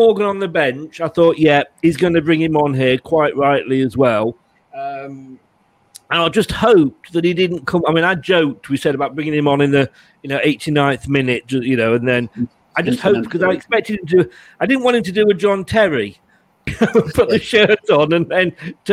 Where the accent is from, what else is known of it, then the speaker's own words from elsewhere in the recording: Leicester, East Midlands, United Kingdom; moved away as an adult; also born or lived in Lancashire; now in Dorset, United Kingdom; obviously born and bred in Leicester, but with my job, I've moved up to Lancashire. I'm down in Dorset now